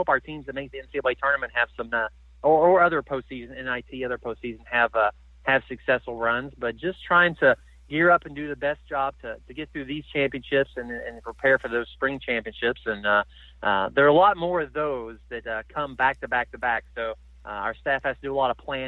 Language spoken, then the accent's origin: English; Kentucky, United States; Growing up in Kentucky